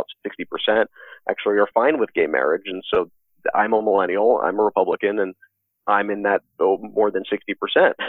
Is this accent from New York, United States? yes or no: yes; New York City, New York, United States; also born or lived in Louisiana; I grew up in New York City, Long Island, and grew up around pretty much only Democrats